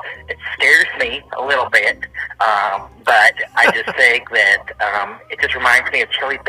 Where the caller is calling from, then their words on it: Bethel Park, Pennsylvania, United States; I am calling from Bethel Park.